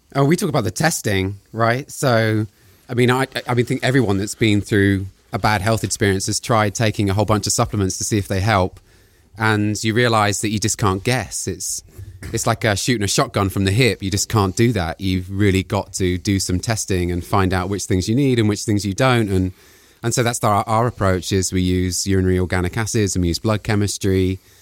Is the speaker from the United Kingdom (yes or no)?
yes; United Kingdom; moved away as an adult; also born or lived in Palo Alto; I'm British